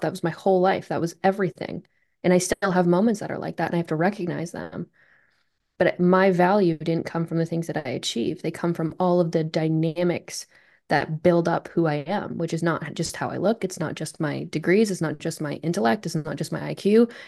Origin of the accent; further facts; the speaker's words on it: Vermont, United States; I'm from Vermont. And I just, you know, I didn't grow up in a very super competitive, highly athletic place